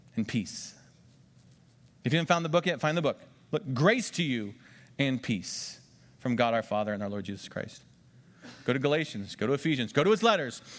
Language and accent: English; United States; I'm an American, and we vote every four years.